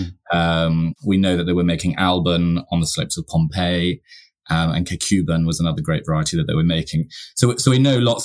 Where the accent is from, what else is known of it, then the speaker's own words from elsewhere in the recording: York, Yorkshire and the Humber, United Kingdom; Yorkshire. I was born in York. I was brought up on the moors.